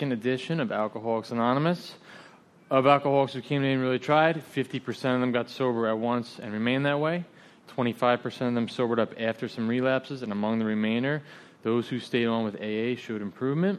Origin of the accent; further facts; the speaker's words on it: Pompano Beach, Florida, United States; my hometown of Pompano Beach, Florida